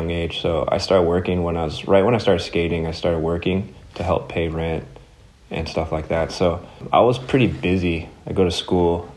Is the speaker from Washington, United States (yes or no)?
no; Southern California, United States; I grew up in Southern California